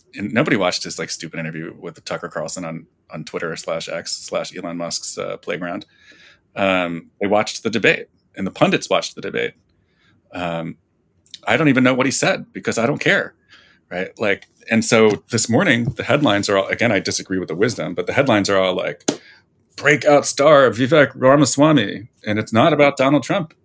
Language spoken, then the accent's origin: English; New Jersey, United States; moved away; I'm from New Jersey